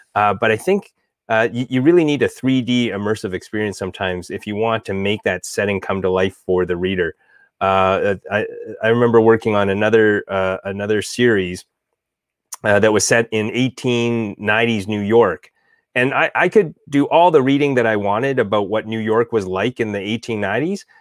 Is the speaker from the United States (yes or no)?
no; Alberta, Canada; I'm from Alberta.